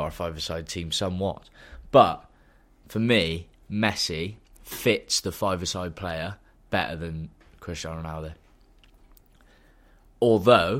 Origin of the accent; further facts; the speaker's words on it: Bristol, South West England, United Kingdom; growing up in North Bristol